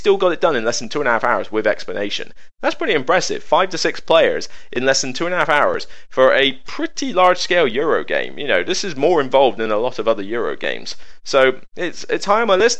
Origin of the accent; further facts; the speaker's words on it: West Country, South West England, United Kingdom; accent: West Country; I'm from the West Country, if you not notice the accent